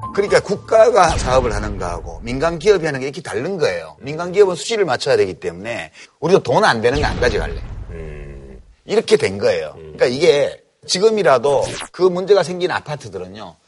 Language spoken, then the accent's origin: Korean; Daegu, South Korea; 나 대구 사람이라